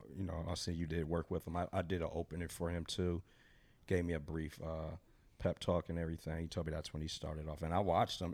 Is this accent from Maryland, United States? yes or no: no; Wisconsin, United States; now in Phoenix, United States; I'm from Wisconsin. I'm a Midwest guy